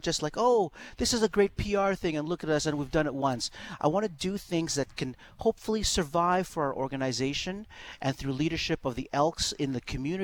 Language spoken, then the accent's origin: English; Edmonton, Alberta, Canada; Growing up in Castle Downs, I was right across the street from Greasebaugh